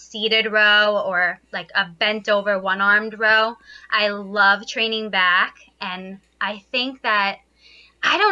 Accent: Long Island, New York, United States; I was born and raised in New York on Long Island

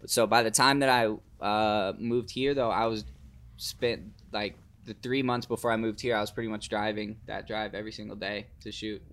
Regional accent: Fernandina Beach, Florida, United States; moved away; I'm from the Fernandina side, but most people know Amelia Island

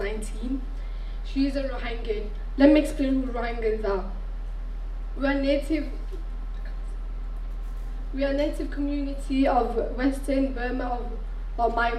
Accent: Bangladesh; now in United Kingdom; I was born in Bangladesh

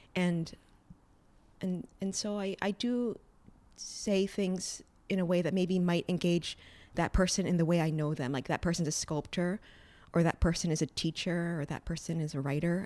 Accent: Hawaii, United States; now in New York, United States; growing up in Hawaii without a family that was immersed in the arts and living in New York

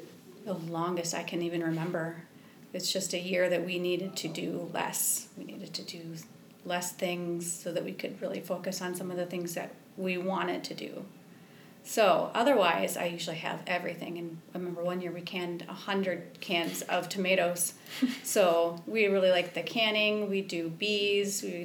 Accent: Wisconsin, United States; moved away as an adult; also born or lived in Winona, Minnesota; now in Rochester, United States; I grew up in Wisconsin most of the time

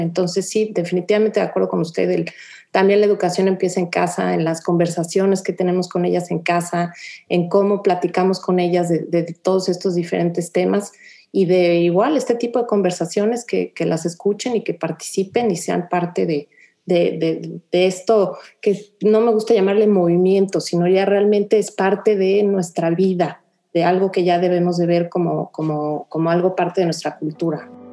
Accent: Mexico; now in Houston, United States; como mexicanas viviendo en Houston, yo en lo personal tengo 16 años viviendo ya acá

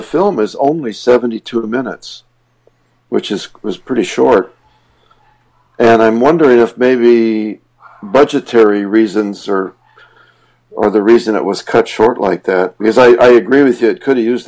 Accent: Montana, United States; now in Los Angeles, United States; my hometown in Montana

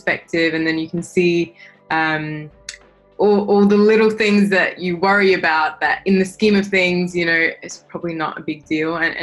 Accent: Australia; I'm from Australia, you know, background is Indian

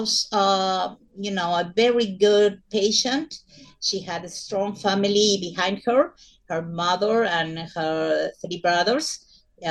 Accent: Buenos Aires, Argentina; from Buenos Aires, Argentina

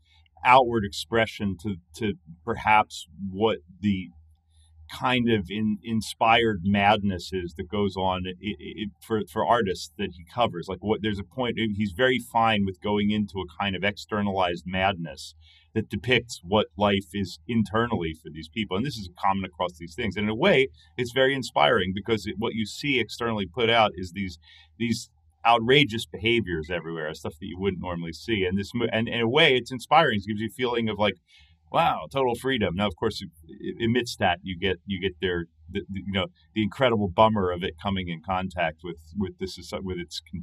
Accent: England, United Kingdom; Because I grew up in England, of course

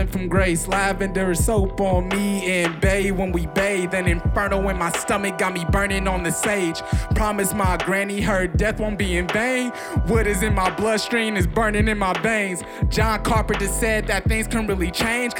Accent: Milwaukee, Wisconsin, United States; now in Chicago, United States; I am 23 years old, and I am from Milwaukee, Wisconsin.

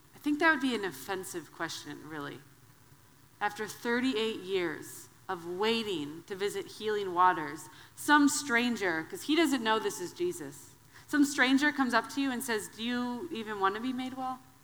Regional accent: Wisconsin, United States; I'm from the Midwest. I'm a Wisconsin girl.

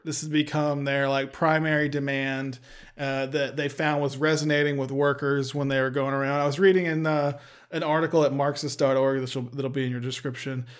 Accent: Texas, United States; we're from the great state of Texas

